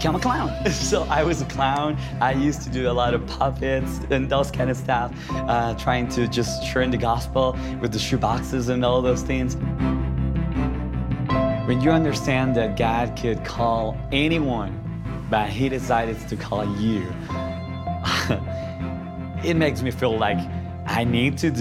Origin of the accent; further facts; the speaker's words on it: Ambato, Tungurahua, Ecuador; When I was 10 years old, I received an Operation Christmas Child shoebox in my hometown, Ambato, Ecuador